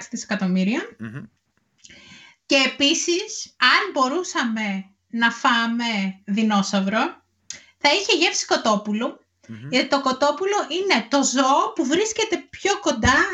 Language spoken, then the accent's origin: Greek; Petroupoli, Attica, Greece; Είναι η Πετρούπολη, στα δυτικά προάστια, εκεί που μεγάλωσα.